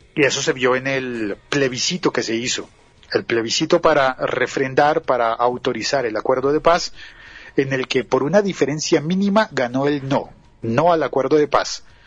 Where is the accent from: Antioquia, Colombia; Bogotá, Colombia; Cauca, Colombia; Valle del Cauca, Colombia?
Bogotá, Colombia; en las partes más centrales y altas de Colombia, por ejemplo en mi ciudad